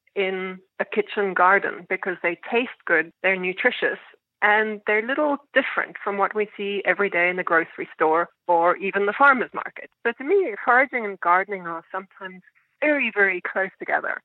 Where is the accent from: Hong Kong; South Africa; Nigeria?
South Africa; now in New York City, United States; where I was growing up in South Africa